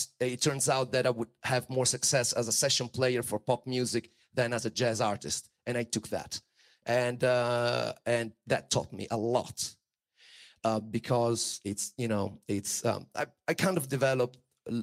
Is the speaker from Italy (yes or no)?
yes; Italy; I was born in Italy